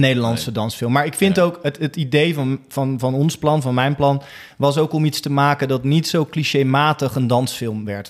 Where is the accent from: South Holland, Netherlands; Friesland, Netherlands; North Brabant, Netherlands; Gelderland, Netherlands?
South Holland, Netherlands; Rotterdam; in Rotterdam, Alexanderpolder, waar ik vandaan kwam, in mijn leeftijdscategorie, want ik was tien